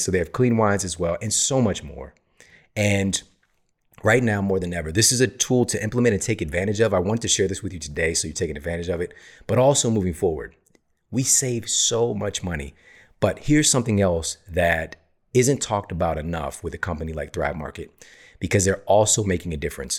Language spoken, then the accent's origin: English; St. Louis, Missouri, United States; moved away as an adult; now in Los Angeles, United States; I was born and raised in Saint Louis. Spent my entire life there